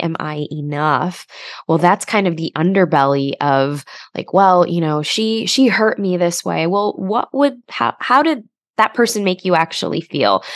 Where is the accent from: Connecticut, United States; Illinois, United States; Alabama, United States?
Illinois, United States; Chicago; I grew up in Chicago, um, you know, to immigrant parents.